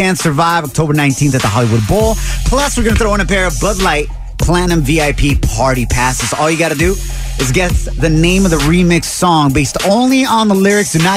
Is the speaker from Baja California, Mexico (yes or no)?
no; Jalisco, Mexico; moved away; out of my home state in Mexico by the name of Jalisco, where Guadalajara is